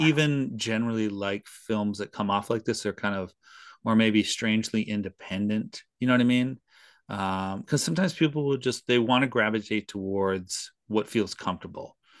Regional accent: Canada; we've lived with her pretty much our entire lives being Canadian

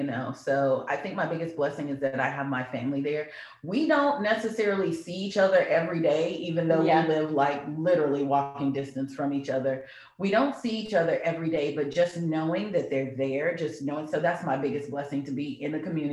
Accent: Louisiana, United States; now in Texas, United States; we're from Louisiana. Like, crawfish is a staple.

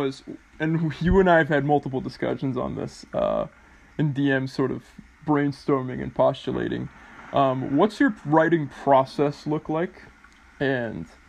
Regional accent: United States; me growing up with American culture is sort of like me saying I grew up with water, you know? I don't even think of it as American culture because I just live here.

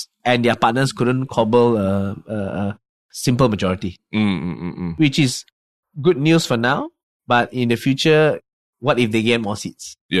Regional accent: Malaysia; I didn't do anything to you. I'm from Malaysia.

